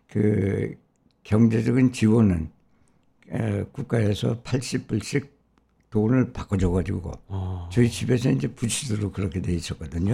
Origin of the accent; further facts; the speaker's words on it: Seoul, South Korea; moved away as an adult; now in United States; 서울서 태어났고 네. 또 서울서 자라났습니다.